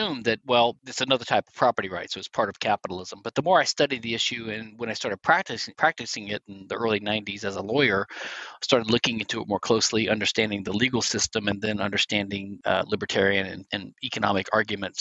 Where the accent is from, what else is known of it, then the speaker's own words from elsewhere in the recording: Louisiana, United States; now in Houston, United States; I'm from Louisiana originally